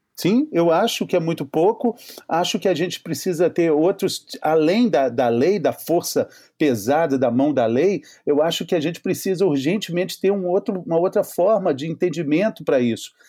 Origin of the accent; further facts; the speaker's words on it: Minas Gerais, Brazil; eu sou mineiro